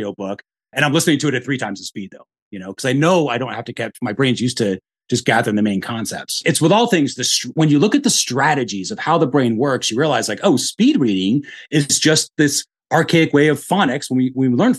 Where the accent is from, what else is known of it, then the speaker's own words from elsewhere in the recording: the North, United States; now in Austin, United States; I'm from the North, I speak fast.